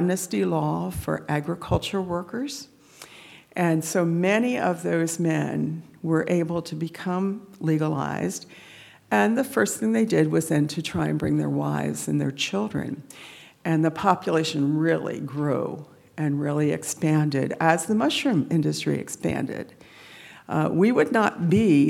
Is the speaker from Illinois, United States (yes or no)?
no; Coatesville, Pennsylvania, United States; I'm from Coatesville. Grew up selling Girl Scout cookies to the mushroom farm across from my house.